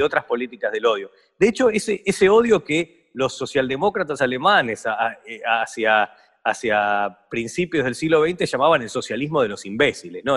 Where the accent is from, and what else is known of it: Argentina; born or raised there